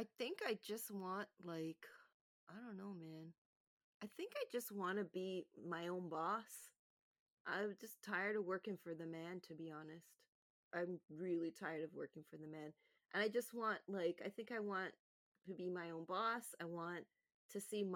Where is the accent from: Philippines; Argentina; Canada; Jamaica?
Canada; also born or lived in Brooklyn, New York, United States; I'm so Canadian.